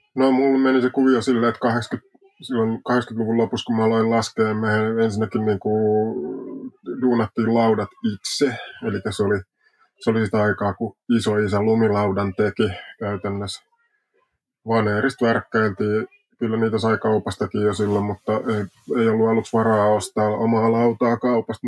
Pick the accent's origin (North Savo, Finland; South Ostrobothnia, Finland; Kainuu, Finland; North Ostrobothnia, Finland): South Ostrobothnia, Finland; Jalasjärvi; Niin mä oon Etelä-Pohjanmaalta Jalasjärvel syntynyt alun perin